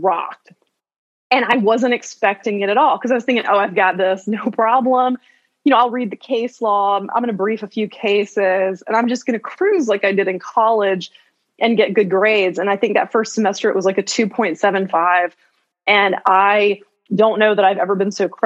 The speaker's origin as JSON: {"language": "English", "town": "Chapel Hill", "region": "North Carolina", "country": "United States", "also_born_or_lived": "Greensboro, North Carolina", "said": "I am from Chapel Hill, North Carolina, originally, and I work as a criminal defense attorney in Greensboro, North Carolina right now"}